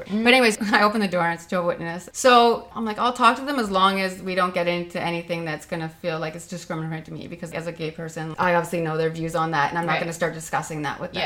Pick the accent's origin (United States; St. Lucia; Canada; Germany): Canada; Ontario; we're Canadian